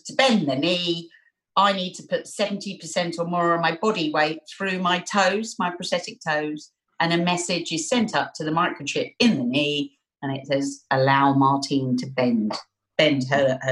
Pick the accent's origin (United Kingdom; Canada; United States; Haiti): United Kingdom; London; accent: Cockney; I was born in Barts, London. As I mentioned, I'm a Bow Bell Cockney.